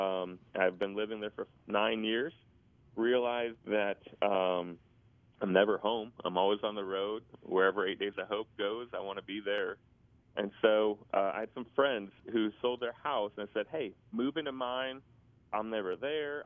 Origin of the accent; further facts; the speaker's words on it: Indiana, United States; I grew up in Indiana, got saved as a young boy